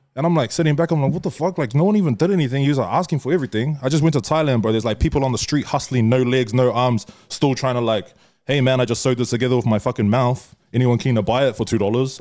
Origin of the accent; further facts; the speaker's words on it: New Zealand; we're from New Zealand